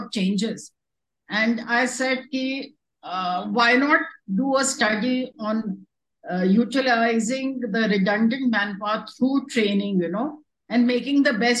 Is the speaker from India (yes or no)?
yes; Delhi, India; moved away as an adult; also born or lived in Jagdalpur; I'm born and brought up in Delhi.